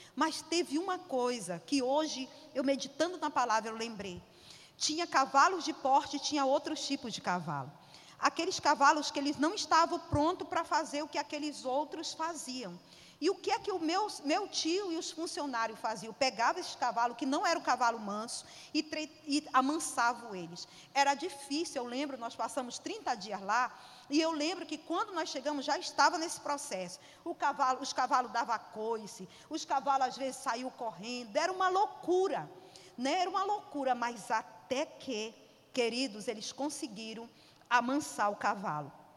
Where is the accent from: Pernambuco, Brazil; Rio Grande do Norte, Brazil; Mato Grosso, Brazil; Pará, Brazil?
Pará, Brazil; eu sou paraense